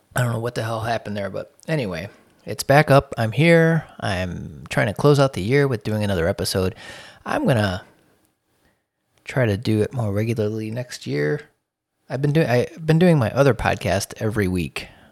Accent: Chicago, Illinois, United States; moved away; I'm from Chicago

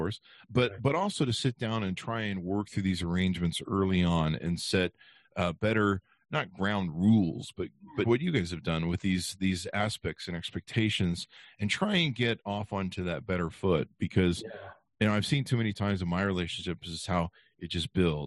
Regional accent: Utah, United States; I come from Utah

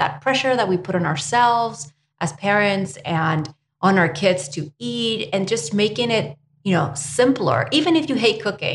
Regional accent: Spain; now in United States; I was born and raised in Spain

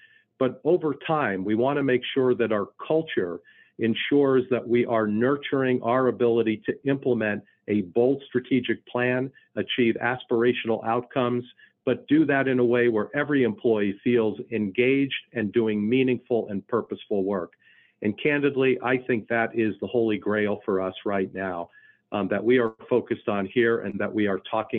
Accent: Philadelphia, Pennsylvania, United States; now in Kansas City, United States; So remember, I came from the Philadelphia area, so I still am certainly an Eagles fan

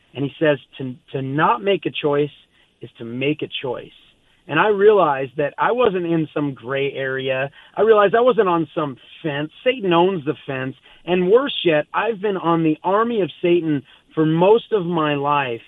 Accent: Southern California, United States; I grew up here in Southern California.

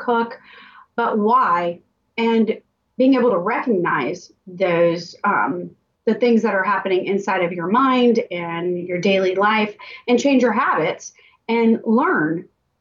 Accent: Tampa, Florida, United States; I'm born and raised in Tampa, went to a local high school.

